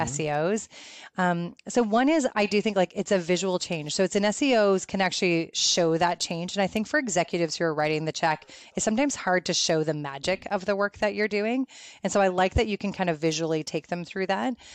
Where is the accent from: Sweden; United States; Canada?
Canada; also born or lived in Guelph, Ontario; I'm Canadian